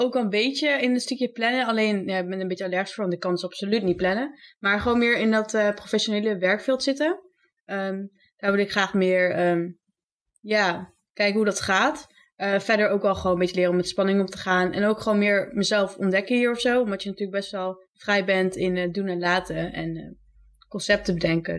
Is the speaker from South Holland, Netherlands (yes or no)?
no; Zwolle, Overijssel, Netherlands; ik ben 21, ik kom uit Zwolle.